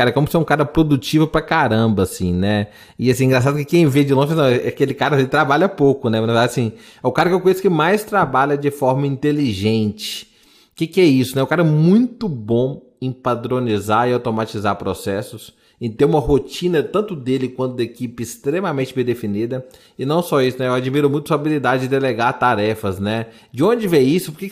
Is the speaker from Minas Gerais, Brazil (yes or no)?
yes; Minas Gerais, Brazil; A gente é mineiro, né, pessoal?